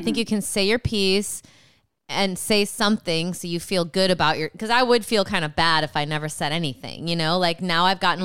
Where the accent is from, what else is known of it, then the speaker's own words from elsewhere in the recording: Rockford, Illinois, United States; I'm from Rockford.